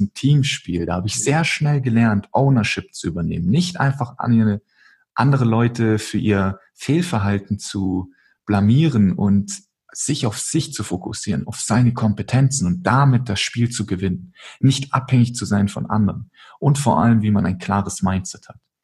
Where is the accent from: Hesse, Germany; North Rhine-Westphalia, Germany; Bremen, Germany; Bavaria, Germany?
Bavaria, Germany; Munich; ich komme aus München